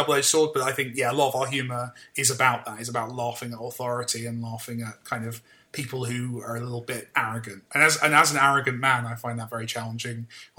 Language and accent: English; United Kingdom